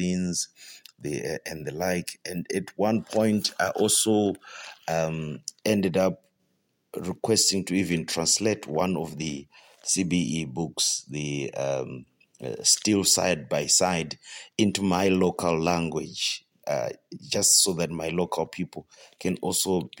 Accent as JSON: {"language": "English", "country": "Zimbabwe", "said": "I'm from Zimbabwe"}